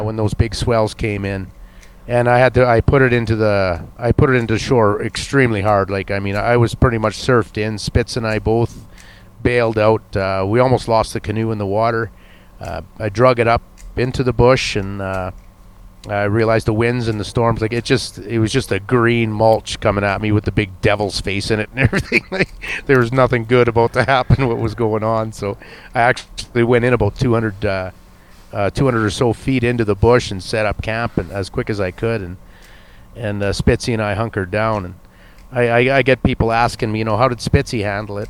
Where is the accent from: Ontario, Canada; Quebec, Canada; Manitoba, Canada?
Ontario, Canada; Atikokan; moved away; my hometown of Atikokan